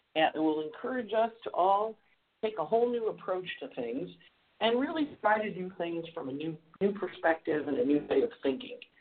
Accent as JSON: {"language": "English", "town": "Rochester", "region": "New York", "country": "United States", "tie": "born or raised there", "said": "I spent a lot of time there as a kid when I was uh, growing up in Rochester"}